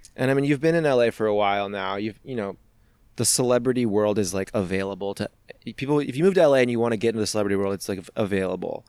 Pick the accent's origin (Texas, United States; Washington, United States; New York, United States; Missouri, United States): Missouri, United States; I was from Missouri